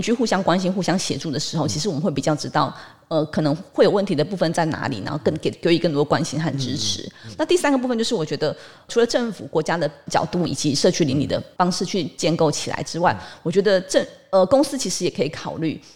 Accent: Miaoli County, Taiwan; 因为都是在苗栗长大，嗯。所以其实真的比较乡下

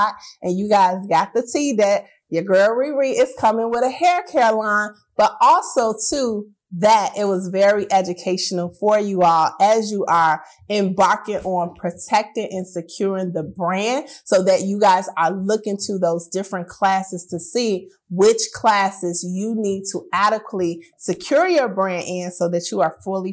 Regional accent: Chicago, Illinois, United States; I'm from Chicago. We got special language for everything, right? Like we say pop instead of soda

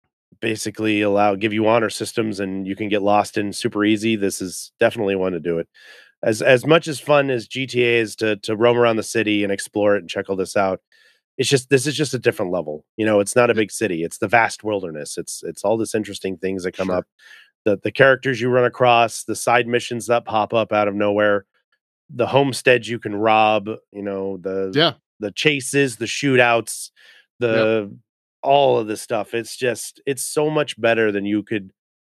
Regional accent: California, United States; And I love Ghetto Blaster Los Angeles because I grew up in California.

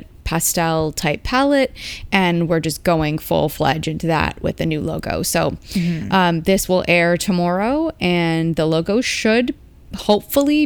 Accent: Canada; as a Canadian

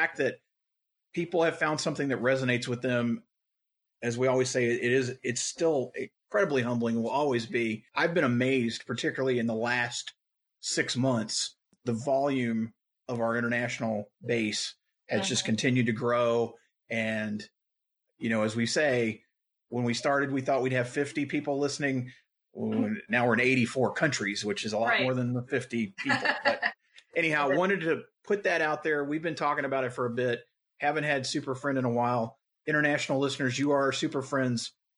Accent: Louisville, Kentucky, United States

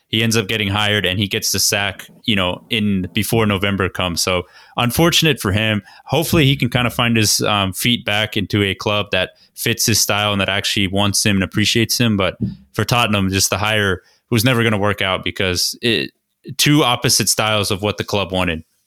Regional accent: Georgia, United States; we are from Georgia

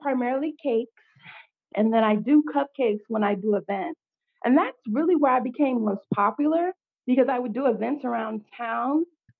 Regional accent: Pflugerville, Texas, United States; back in my hometown of Austin, or in Pflugerville, rather, because I knew a lot of people

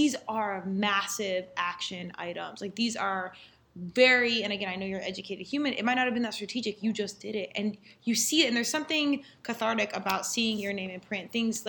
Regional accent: Colorado, United States; I'm from Colorado.

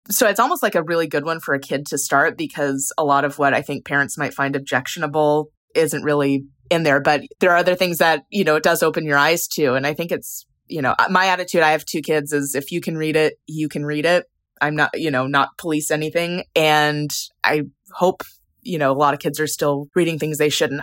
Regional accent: California, United States; also born or lived in Sault Ste. Marie, Michigan, United States; now in San Diego, United States; I'm originally from the Upper Peninsula, from Sault Ste. Marie, which is where part of this book is set, but we moved to California when I was, I think I was about six, and I haven't lived there since. I'm a very much a Californian in a lot of ways

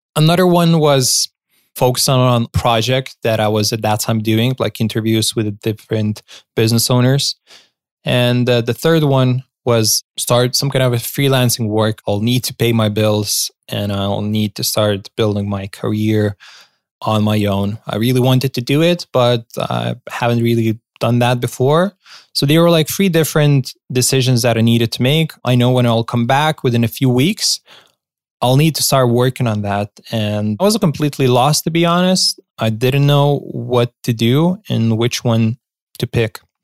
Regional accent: Lithuania; my home country

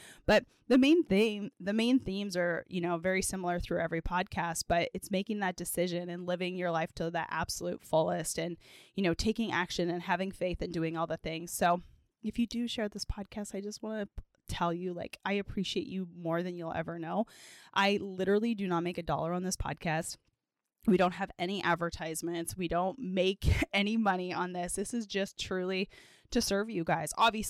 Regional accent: Edmonton, Alberta, Canada; I grew up in Edmonton, Alberta, Canada.

